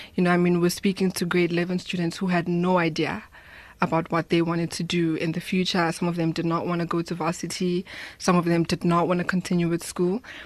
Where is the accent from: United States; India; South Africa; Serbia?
South Africa; Soweto, Gauteng; I grew up in Soweto